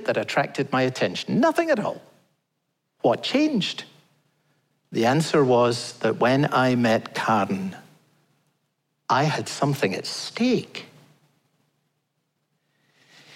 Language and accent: English; Scotland, United Kingdom; I'm Scottish